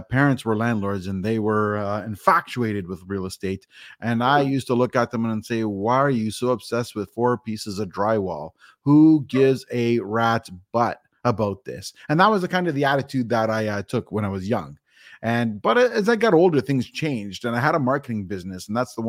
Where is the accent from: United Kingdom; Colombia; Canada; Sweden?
Canada; Toronto, Ontario; I am from Toronto, Ontario, Canada